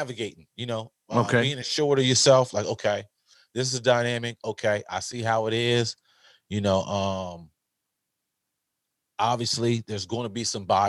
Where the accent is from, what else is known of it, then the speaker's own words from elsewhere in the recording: Newark, New Jersey, United States; You said we're from Newark. Yeah, you know, a lot of times, you know, we were like the only Blacks.